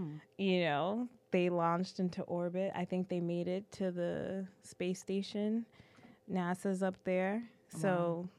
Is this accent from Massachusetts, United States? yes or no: yes; Boston, Massachusetts, United States; moved away as an adult; now in Los Angeles, United States; I'm a Bostonian, so it's going to stay that way.